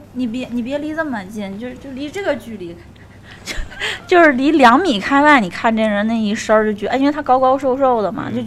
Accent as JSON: {"language": "Chinese", "region": "Tianjin", "country": "China", "said": "我是来自天津的"}